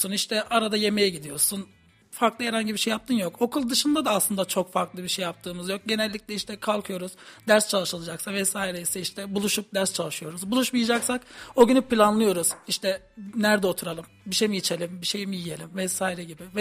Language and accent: Turkish; Samsun, Turkey; now in Kayseri, Turkey; Erciyes Üniversitesi Harita Mühendisliği bölümünde okuyorum. Dördüncü sınıf öğrencisiyim. Samsunluyum.